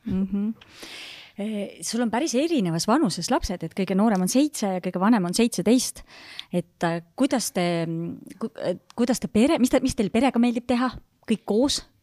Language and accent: Estonian; Haapsalu, Lääne County, Estonia; mina olen ka Haapsalust pärit